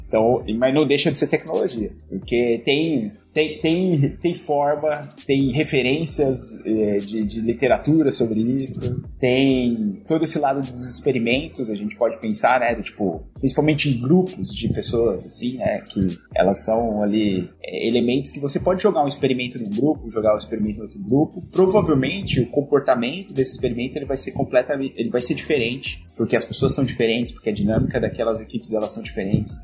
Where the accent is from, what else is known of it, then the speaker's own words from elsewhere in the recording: Bauru, São Paulo, Brazil; moved away as an adult; eu sou natural do interior de São Paulo, sou lá da cidade de Bauru